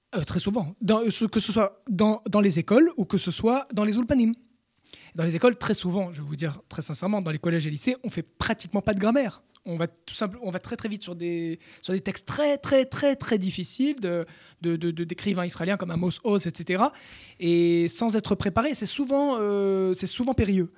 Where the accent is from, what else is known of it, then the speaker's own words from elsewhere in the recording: France; first language French; nous, Français, on aime notre langue maternelle